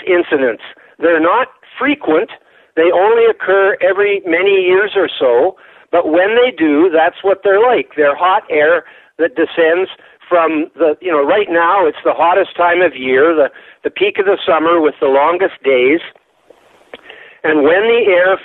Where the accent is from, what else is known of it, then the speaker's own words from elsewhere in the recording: Canada; I'm Canadian